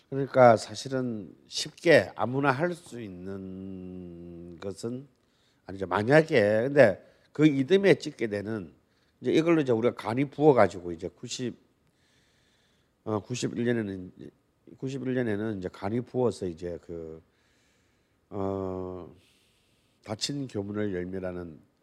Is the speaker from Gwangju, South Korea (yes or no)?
no; Busan, South Korea; moved away; 그래도 제 고향이 부산 아니겠어요?